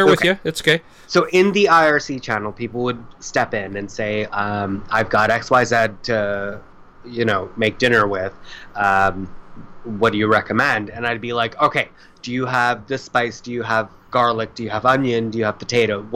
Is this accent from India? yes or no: yes; India; Because I'm Indian, so I'm used to dealing in liters